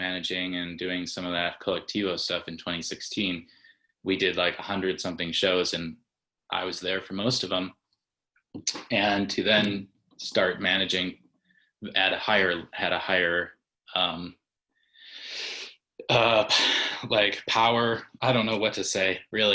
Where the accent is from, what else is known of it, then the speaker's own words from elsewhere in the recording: Batavia, Illinois, United States; moved away as an adult; also born or lived in Minnesota / Chicago; At the suburbs of Chicago